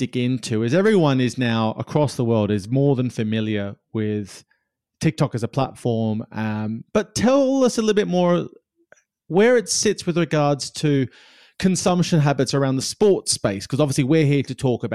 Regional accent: Australia; now in United Kingdom; I come from Australia where that's not a problem

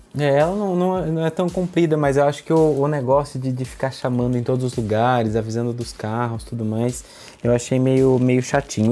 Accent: interior of São Paulo, Brazil; accent: caipira; eu sou caipira do interior de São Paulo, falo porta, porteira e portão

